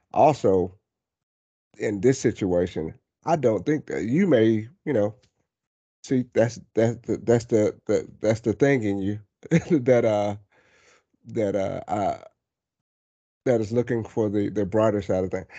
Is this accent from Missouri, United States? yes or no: no; Ellery, South Carolina, United States; moved away; I grew up partially in Ellery, South Carolina.